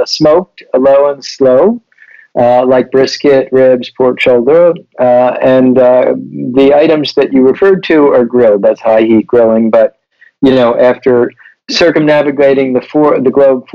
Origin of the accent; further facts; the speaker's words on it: Baltimore, Maryland, United States; also born or lived in Nagoya, Japan / Martha's Vineyard, Massachusetts; now in Miami, United States; I grew up in Baltimore, Maryland